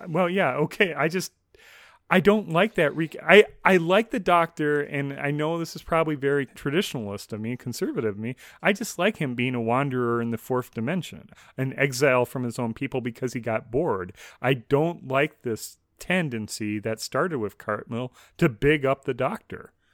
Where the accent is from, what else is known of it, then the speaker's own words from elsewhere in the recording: United States; as an American